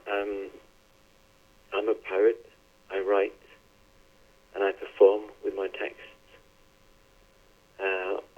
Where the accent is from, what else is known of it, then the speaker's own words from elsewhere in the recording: Northern Norway, Norway; now in Oslo, Norway; I was born and raised on a on a tiny organic farm in northern Norway.